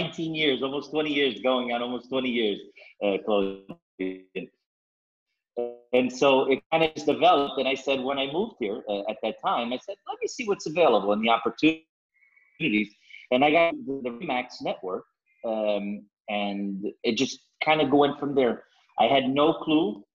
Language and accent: English; East Coast, United States; moved away as an adult; also born or lived in Angola / Houston, Texas / Sapardos, Vila Nova de Cerveira, Portugal; now in Vila Nova de Cerveira, Portugal; I was born in Angola, which is a older colony, Portuguese colony. And so when, before the revolution, we moved to the United States, and I grew up in the East Coast